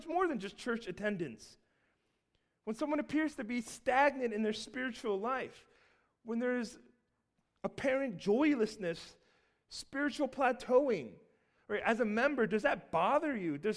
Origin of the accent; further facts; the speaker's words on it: Seattle, Washington, United States; now in Baltimore, United States; we're originally from the West Coast. We were all, my whole family was born in Seattle, and we moved over to Baltimore on the East Coast.